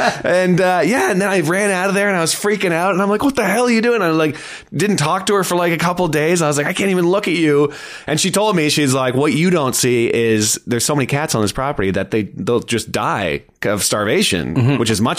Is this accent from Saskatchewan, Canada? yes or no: no; London, Ontario, Canada; born there; So, like, I was born in London, Ontario, which I don't remember at all.